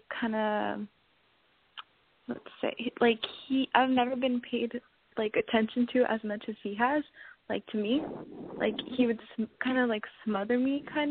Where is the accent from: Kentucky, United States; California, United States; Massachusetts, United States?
California, United States; Los Angeles; I'm from